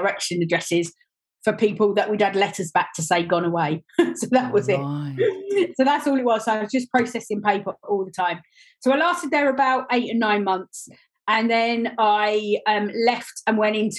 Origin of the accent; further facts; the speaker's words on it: Gillingham, South East England, United Kingdom; also born or lived in Dartford / Welling; I was born down in Gillingham, down in Kent. And for my first 25 years, I was very much based around Gillingham area, Dartford area, Welling area